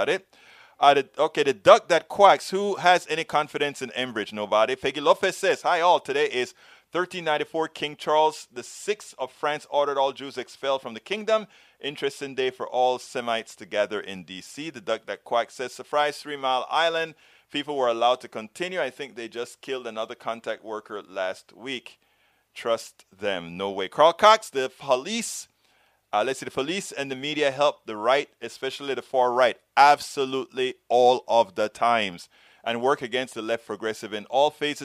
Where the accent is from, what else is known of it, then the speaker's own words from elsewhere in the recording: Panama; I'm from Central America, Panama